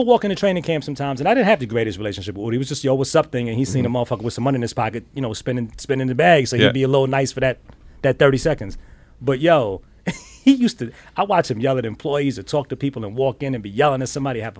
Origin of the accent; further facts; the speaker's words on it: Bronx, New York, United States; because I'm from the Bronx and everybody thinks that I'm this crazy arrogant dude, but it's just... It's my upbringing.